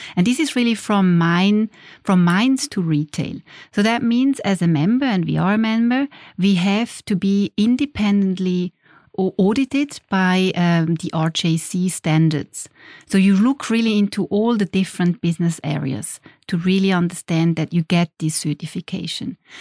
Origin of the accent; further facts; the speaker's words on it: Schaffhausen, Switzerland; moved away as an adult; I grew up in Schaffhausen.